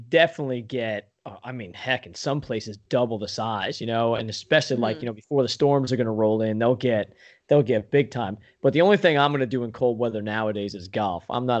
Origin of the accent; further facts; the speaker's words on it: Long Island, New York, United States; moved away as an adult; now in Pennsylvania, United States; I grew up on Long Island, did a little surfing when I was in high school and stuff, and then I went to school in Pennsylvania, been there ever since